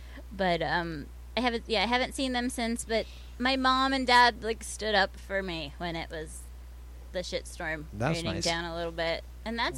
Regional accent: Florida, United States; also born or lived in Baltimore, Maryland; I was born in Baltimore and moved to Florida when I was young. So I consider myself from Florida

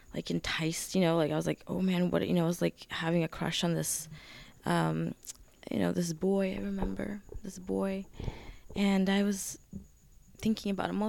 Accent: San Francisco, California, United States; born or raised there; also born or lived in Kyiv, Ukraine

